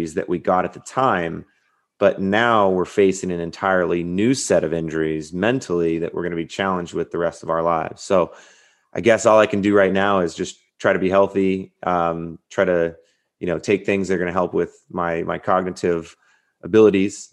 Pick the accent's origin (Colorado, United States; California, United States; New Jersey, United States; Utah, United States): California, United States; Southern; I grew up in Southern California